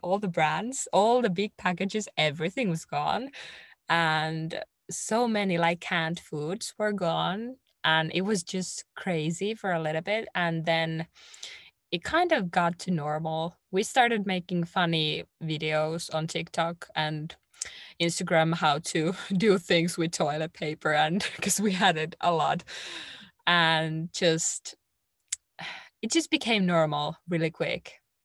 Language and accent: English; Finland; English is a second language